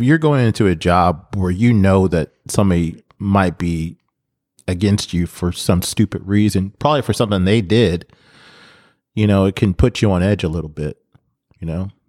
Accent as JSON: {"language": "English", "country": "United States", "said": "I'm American."}